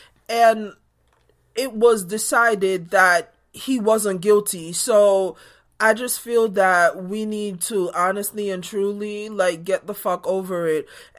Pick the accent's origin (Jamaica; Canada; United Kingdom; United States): Jamaica; But growing up in Jamaica, where we only got to see the big matches